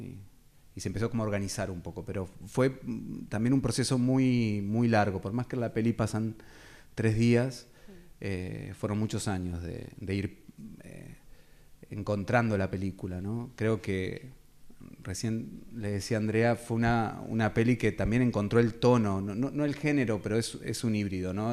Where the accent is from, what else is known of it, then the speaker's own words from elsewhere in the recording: Carmen de Patagones, Buenos Aires Province, Argentina; soy oriundo de Carmen de Patagones